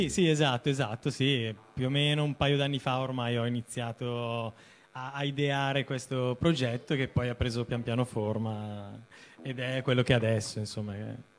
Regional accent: Lodi, Lombardy, Italy; now in Milan, Italy; sono originario di Lodi, però insomma per eh, necessità vivo a Milano

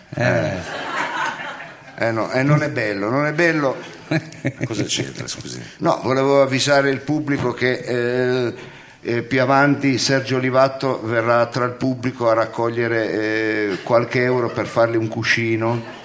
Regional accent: Milan, Lombardy, Italy; accent: Milanese; sono milanese

